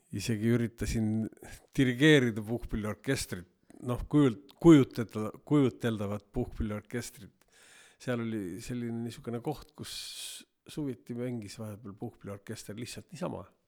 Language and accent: Estonian; Viljandi, Viljandi County, Estonia; lapsena elasime Viljandis